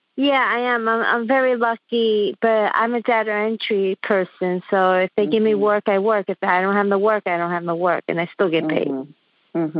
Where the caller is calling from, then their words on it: New York City, New York, United States; I'm calling from the Epic Center of the Coronavirus, Queens, New York